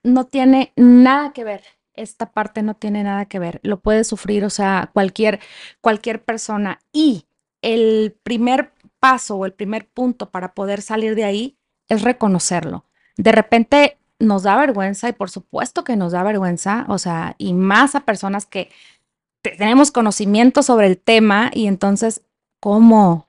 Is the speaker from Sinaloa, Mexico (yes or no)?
yes; Culiacán, Sinaloa, Mexico; moved away as an adult; now in Chihuahua, Mexico; Yo soy de Sinaloa, no estoy tan en el norte, más bien es noroeste